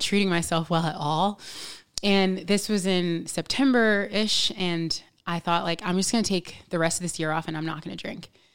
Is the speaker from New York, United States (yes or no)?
yes; New York, United States; I'm from New York. I was born here